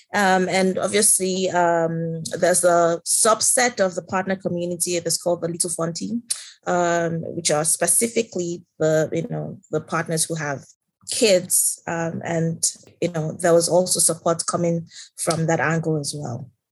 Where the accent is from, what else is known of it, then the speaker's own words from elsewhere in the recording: Nigeria; moved away as an adult; I am from Nigeria. Um, I have lived and worked in Nigeria for most of my career